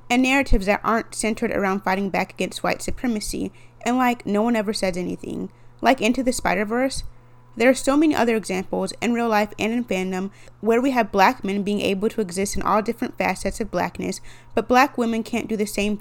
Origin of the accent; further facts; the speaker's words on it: Texas, United States; my home state